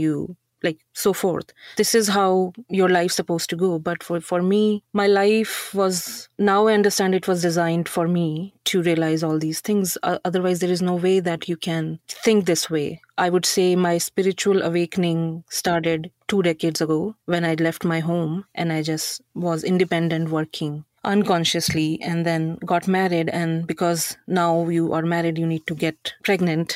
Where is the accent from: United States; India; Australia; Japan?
India; Yamunanagar, Haryana; moved away as an adult; also born or lived in Mumbai, India; now in Canada; I came from Haryana, Yamunanagar. Jagadri is a, what do you call it, twin city. We are actually from the village near Jagadri